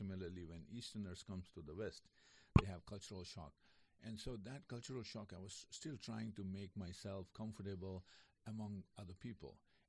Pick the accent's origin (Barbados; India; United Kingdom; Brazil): India; moved away as an adult; also born or lived in New Jersey; now in North Carolina, United States; Originally from India, yes.